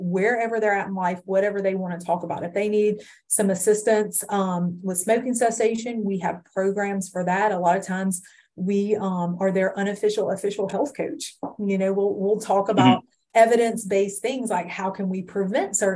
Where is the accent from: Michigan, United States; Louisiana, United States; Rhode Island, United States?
Louisiana, United States; Livingston; I grew up in Livingston, went to college in Hammond